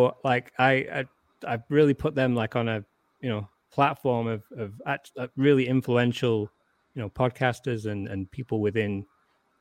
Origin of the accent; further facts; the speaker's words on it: England, United Kingdom; also born or lived in Warrington; I'm English and I'm reserved